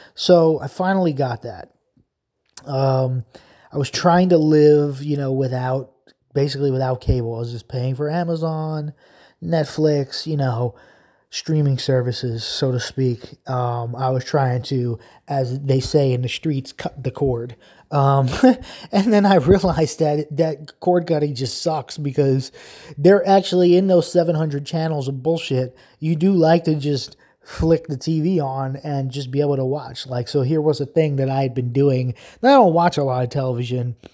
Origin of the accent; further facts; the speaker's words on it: New York, United States; moved away as an adult; now in New Jersey, United States; I'm a lifelong New Yorker.